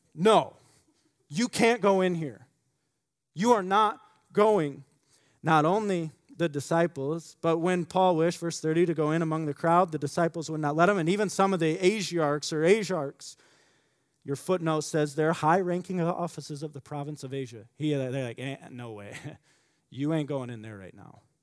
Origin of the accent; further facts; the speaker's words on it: United States; as American Christians